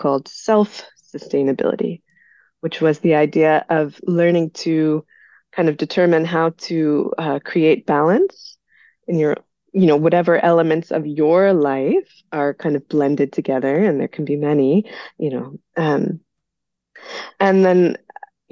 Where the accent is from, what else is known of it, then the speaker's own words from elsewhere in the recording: United States; moved away as an adult; also born or lived in Belgium; I'm originally from the United States